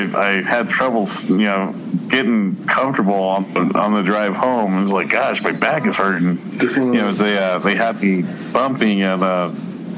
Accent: Colorado Springs, Colorado, United States; not too far away from where I grew up, in the Village 7 area in Colorado Springs

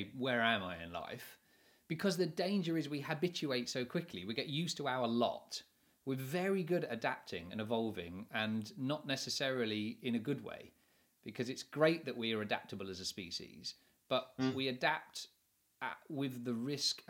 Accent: England, United Kingdom; being English

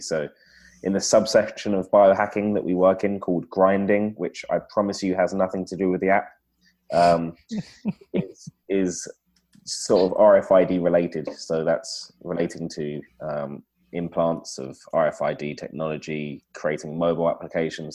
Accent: London, United Kingdom; as you can tell from the accent, I'm not from the rest of wherever you guys are from. I'm from London in the UK.

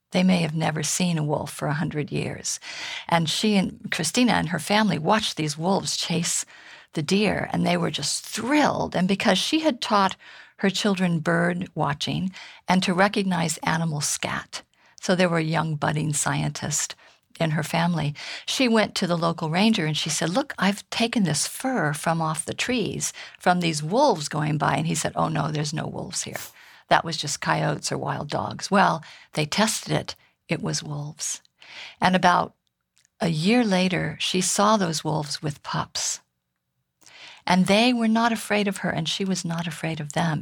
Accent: High Sierra, California, United States; I grew up in the High Sierra here in California

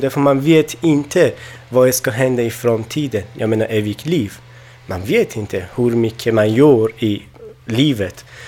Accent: Afghanistan; Swedish is a second language; also born or lived in Iran; now in Sweden; jag kommer från Afghanistan, då men jag bodde i Iran också

